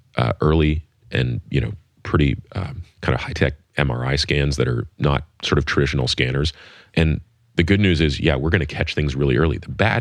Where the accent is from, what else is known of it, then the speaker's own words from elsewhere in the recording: Canada; now in United States; as you probably know, I grew up in Canada, and Canada has a single payer healthcare system.